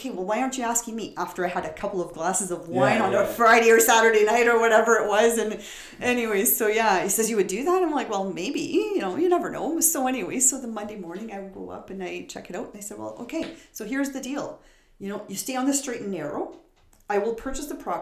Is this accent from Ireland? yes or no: no; Timmins, Ontario, Canada; moved away; I was born and raised in Timmins